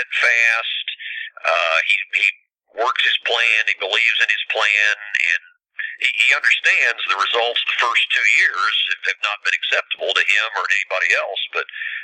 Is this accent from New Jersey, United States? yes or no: no; Marshall, Missouri, United States; I grew up in Marshall, 58 miles away, and I was a Mizzou fan as a kid